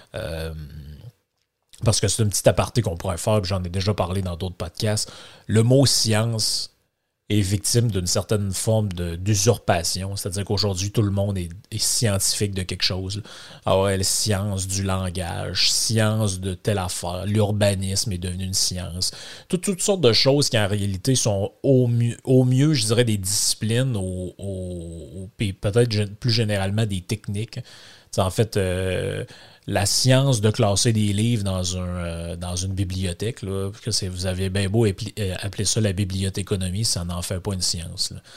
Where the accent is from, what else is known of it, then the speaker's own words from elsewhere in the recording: Lac Saint-Jean, Quebec, Canada; accent: Québécois from Lac-Saint-Jean; mon accent québécois en plus qui vient du du lac Saint-Jean, de la grande région du Saguenay-Lac-Saint-Jean